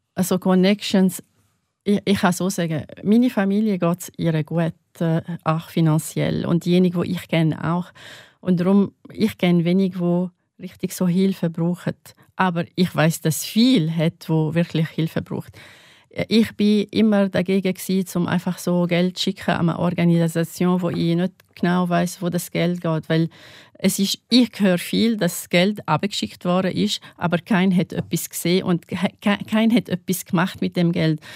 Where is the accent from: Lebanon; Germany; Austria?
Lebanon; North Governorate; German is a second language; now in St. Gallen, Switzerland; ich komme aus Nordlibanon